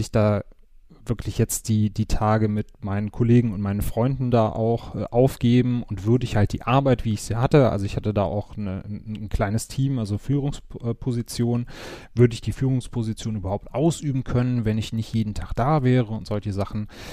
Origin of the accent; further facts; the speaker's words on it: Wuppertal, North Rhine-Westphalia, Germany; moved away as an adult; now in Cologne, Germany; Komme gebürtig aus Wuppertal, wohne jetzt seit äh, knapp